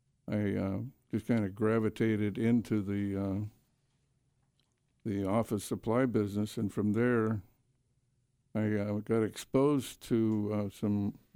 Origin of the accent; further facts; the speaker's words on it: San Diego, California, United States; No, I was born here in San Diego in a taxi on the way to the hospital.